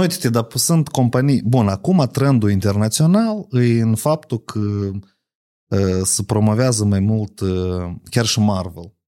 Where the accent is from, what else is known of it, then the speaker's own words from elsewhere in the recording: Moldova; Eu sunt moldovean.